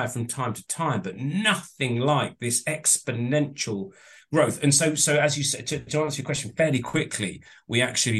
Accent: Southampton, South East England, United Kingdom; moved away; I was actually from Southampton

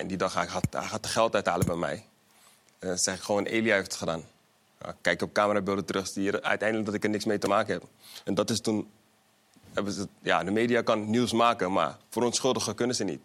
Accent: The Hague, South Holland, Netherlands; Ik kom uit Molenwijk, Den Haag

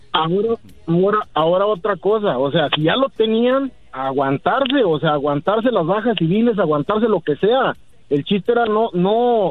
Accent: northern Zacatecas, Mexico; Soy del norte de Zacatecas

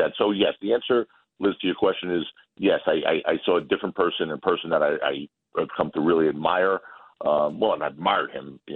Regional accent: New York, United States; I'm a New Yorker

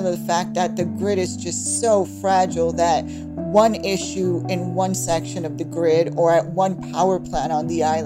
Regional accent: New York City, New York, United States; I was born in Brooklyn, New York, if you can tell from the accent, but my parents were both born on the island.

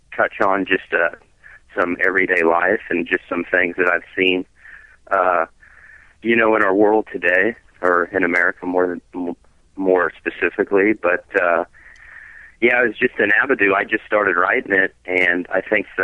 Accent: Kansas, United States; I'm from Kansas.

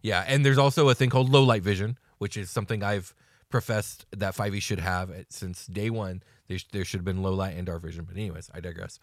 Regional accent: United States; we're very American in our point of view

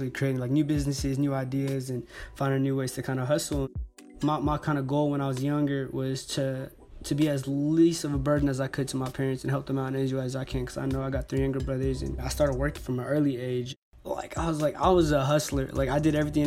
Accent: Berkeley, California, United States; also born or lived in Oakland, California; I'm proud, you know, South Berkeley native. You know, I was born in Oakland, but grew up in South Berkeley my whole life

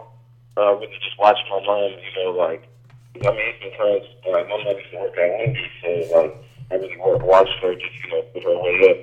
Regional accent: Sacramento, California, United States; I was born and raised in Sacramento

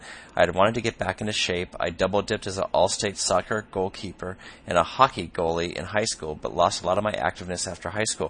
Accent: Michigan, United States; I found a sprint try on August 13th in Onsted, Michigan, not far from my hometown. I currently reside south of Chicago.

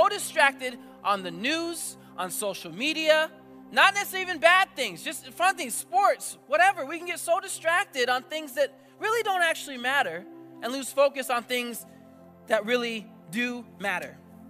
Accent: Papua New Guinea; now in United States; I grew up in a different country. I grew up in New Guinea for 14 years of my life. And I'll be honest, I love that I'm here. I love America.

